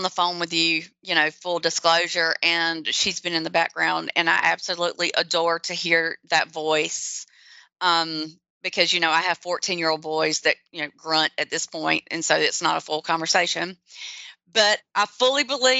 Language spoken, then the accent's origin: English; the South, United States; accent: southern; with my little southern accent, we all know that I'm obviously not in the north. Definitely in the south